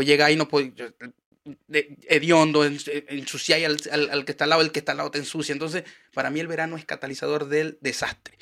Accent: Maracaibo, Zulia, Venezuela; now in Chile; yo vengo de Maracaibo, donde el calor es infernal.

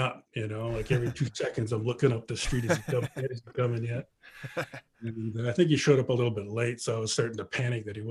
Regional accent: Canada; growing up in Canada, where we all played hockey and played baseball

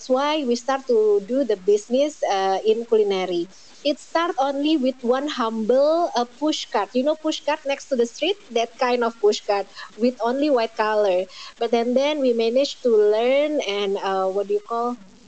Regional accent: Indonesia; I'm from Indonesia

